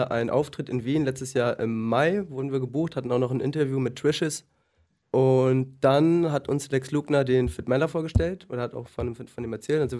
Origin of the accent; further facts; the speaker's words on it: Oldenburg, Lower Saxony, Germany; Nee, ich komme aus Norddeutschland